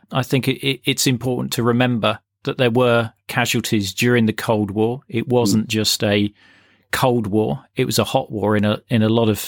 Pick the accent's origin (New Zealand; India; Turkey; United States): New Zealand; I'm from New Zealand. I was in the British Army in Germany when the Berlin Wall came down